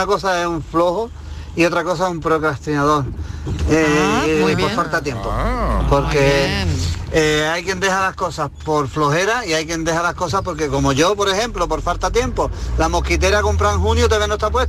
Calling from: Granada, Andalusia, Spain; Hola, buenas tardes. Soy … de Granada.

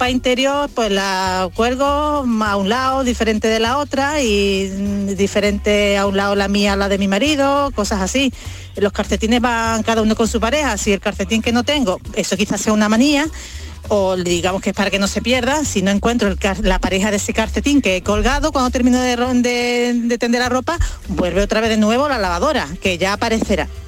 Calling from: Córdoba, Andalusia, Spain; compañeros de Canal Sur … de Córdoba.

